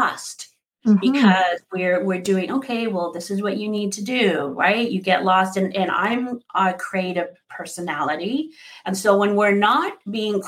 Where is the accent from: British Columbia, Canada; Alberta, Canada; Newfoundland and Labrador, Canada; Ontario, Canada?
Alberta, Canada; Sherwood Park; my childhood friends where I grew up with in Sherwood Park, Alberta